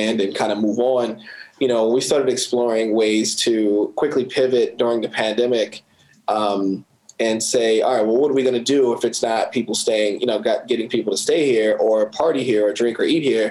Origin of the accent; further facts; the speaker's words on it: Baltimore, Maryland, United States; also born or lived in Southern California; I was born in Baltimore, but I moved to California when I was 8 or something like that and stayed there till I was 12.